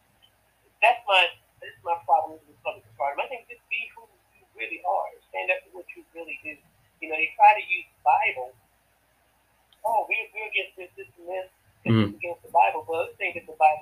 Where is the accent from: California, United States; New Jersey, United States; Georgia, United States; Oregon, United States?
Georgia, United States; South; moved away as an adult; now in Atlanta, United States; I'm from South Georgia